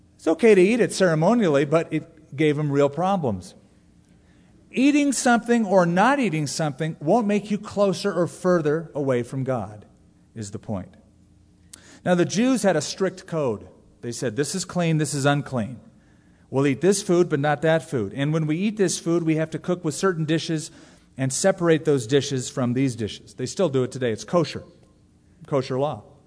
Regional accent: California, United States; when I was growing up in California

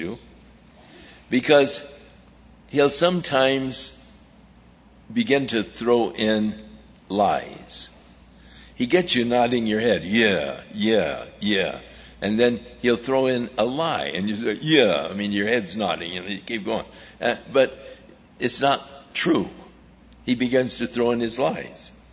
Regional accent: Ventura, California, United States; I grew up in Ventura

